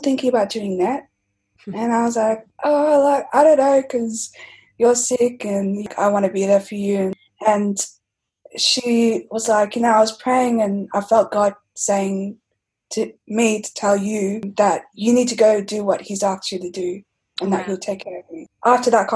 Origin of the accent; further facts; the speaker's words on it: Melbourne, Victoria, Australia; I've been born and raised in Melbourne